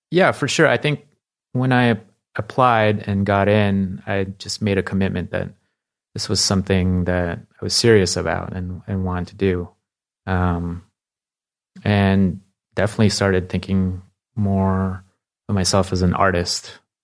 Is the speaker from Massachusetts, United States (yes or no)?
no; Palo Alto, California, United States; also born or lived in Philippines; I moved here when I was nine.